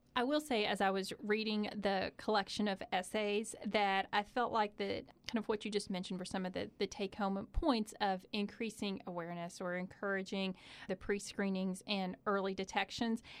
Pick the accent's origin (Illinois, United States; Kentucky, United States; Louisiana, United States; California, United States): Kentucky, United States; Eastern; I am also from Eastern Kentucky